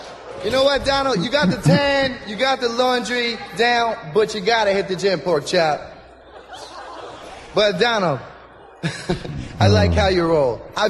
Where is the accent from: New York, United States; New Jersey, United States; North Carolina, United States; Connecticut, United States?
New Jersey, United States; We're both from Jersey, and tonight's my first night doing comedy.